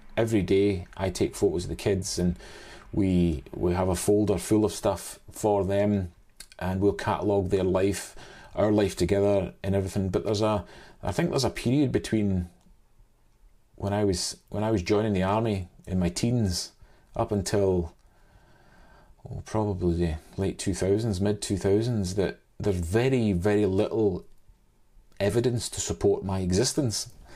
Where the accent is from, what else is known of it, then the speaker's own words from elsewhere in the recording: Scotland, United Kingdom; also born or lived in Saint Helier, Jersey / Oban / Glasgow (parents); I've lived most of my days in, in Scotland